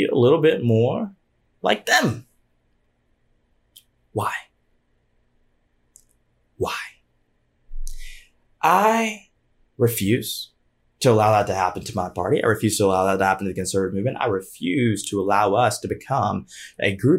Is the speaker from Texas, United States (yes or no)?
no; Georgia, United States; my home state of Georgia